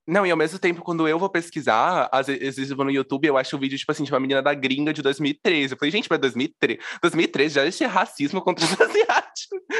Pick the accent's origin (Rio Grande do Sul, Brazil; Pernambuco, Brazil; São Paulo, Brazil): São Paulo, Brazil; interior of; eu sou de uma cidade do interior de São Paulo